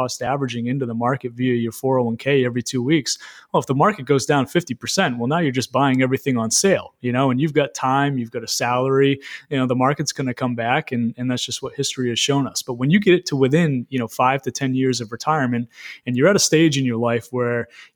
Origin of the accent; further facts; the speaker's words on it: Greene, Maine, United States; also born or lived in Bangor, Maine / South Portland, Maine; now in Augusta, United States; I am, born and raised. So I was born in Green, which is a small town right outside of Lewiston.